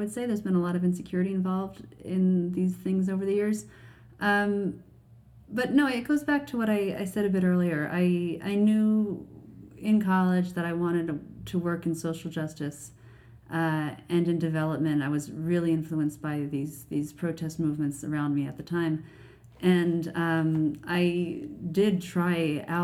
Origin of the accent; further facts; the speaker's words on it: United States; now in Canada; as an American in Canada